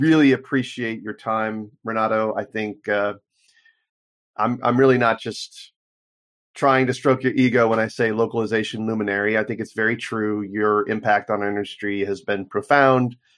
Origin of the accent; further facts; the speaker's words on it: United States; as an American